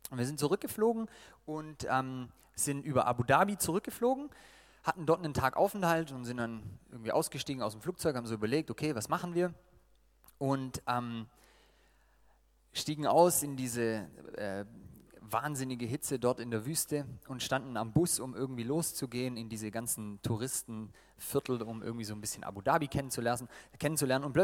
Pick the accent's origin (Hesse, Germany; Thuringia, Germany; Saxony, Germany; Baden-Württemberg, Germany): Baden-Württemberg, Germany; nachdem sie gemerkt haben, ich bin Schwabe und wir haben da was gemeinsam mit den Dialekten